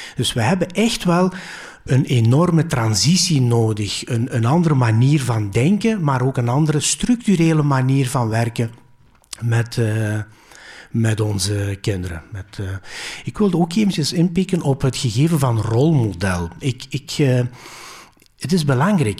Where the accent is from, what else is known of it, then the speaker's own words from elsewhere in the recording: Belgium; Dutch is a second language; also born or lived in Greece; Ik ben hier geboren, maar ik heb twee jaar als kleuter in Griekenland uh, vertoefd, letterlijk vertoefd